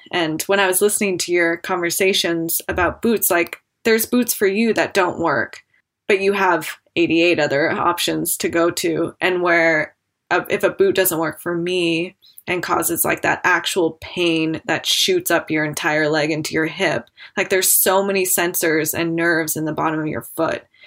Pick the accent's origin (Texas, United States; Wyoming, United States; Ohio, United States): Wyoming, United States; Jackson; I grew up in Jackson and definitely grew up skiing with my family